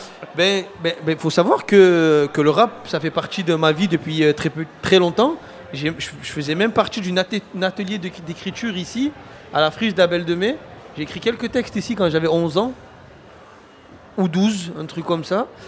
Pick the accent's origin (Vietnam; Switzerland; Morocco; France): France; Marseille, Provence-Alpes-Côte d'Azur; j'ai grandi à Fontvert